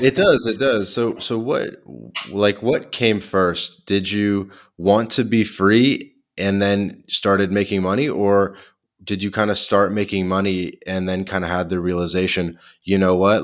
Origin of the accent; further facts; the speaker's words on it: Canada; also born or lived in Montreal; I'm Canadian